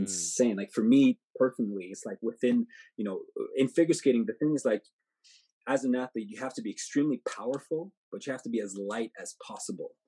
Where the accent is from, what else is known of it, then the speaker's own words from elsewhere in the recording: Montreal, Quebec, Canada; I'm from Montreal